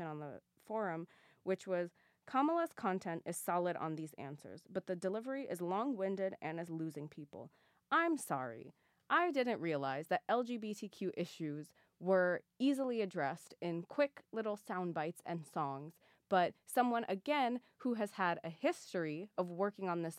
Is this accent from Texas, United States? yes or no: no; California, United States; that's in my home state, and that's my home senator